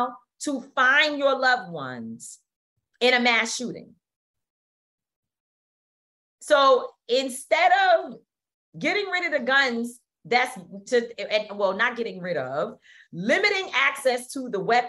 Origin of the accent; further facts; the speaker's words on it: New York City, New York, United States; I grew up born and raised in Harlem. It's my place.